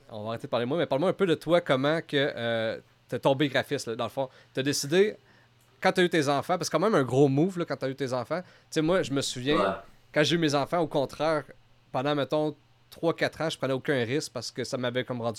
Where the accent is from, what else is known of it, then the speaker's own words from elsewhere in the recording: Gatineau, Quebec, Canada; Ouais, moi, je suis de Gatineau.